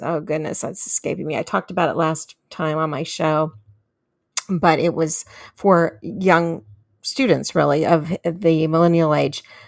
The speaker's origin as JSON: {"language": "English", "town": "San Diego", "region": "California", "country": "United States", "tie": "born or raised there", "said": "my hometown of San Diego, California"}